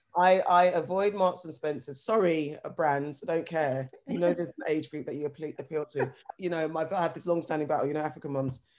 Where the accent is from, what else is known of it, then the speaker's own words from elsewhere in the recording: London, United Kingdom; I'm from London